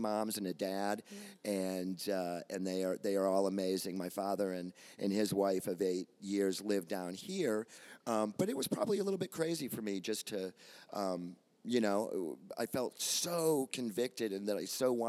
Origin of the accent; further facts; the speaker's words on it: Kansas City, Missouri, United States; also born or lived in Chicago, Illinois; now in Phoenix, United States; I grew up in the Midwest, I grew up in Kansas City